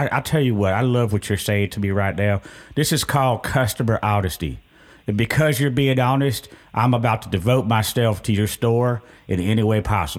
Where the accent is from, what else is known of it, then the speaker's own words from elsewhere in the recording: California, United States; now in Richmond, United States; I'm from California. I used to hang out at Venice Beach and just pop lock and break dance, and then I would make some paintings and stuff like that. So I moved to Richmond.